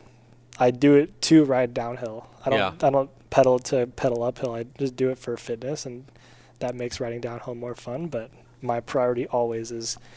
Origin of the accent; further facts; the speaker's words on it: Santa Clarita, California, United States; also born or lived in West Hills, California; I grew up in Santa Clarita, California